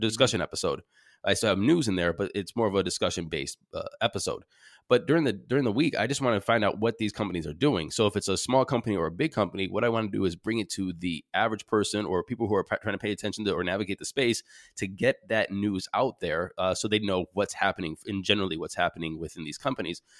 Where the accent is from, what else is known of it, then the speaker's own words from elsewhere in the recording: Cleveland, Ohio, United States; moved back, uh, to my hometown, Cleveland, Ohio